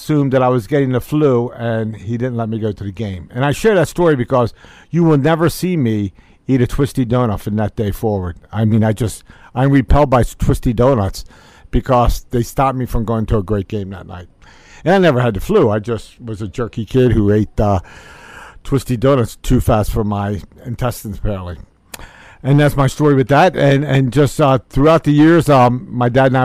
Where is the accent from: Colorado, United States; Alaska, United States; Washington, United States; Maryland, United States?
Maryland, United States; Baltimore; I grew up in Baltimore City in a housing co-op